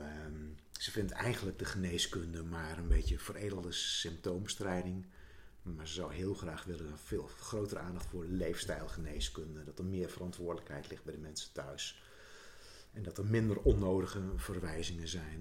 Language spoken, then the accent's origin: Dutch; Zuidlaren, Drenthe, Netherlands; moved away; toen wij in Zuid-Laren woonden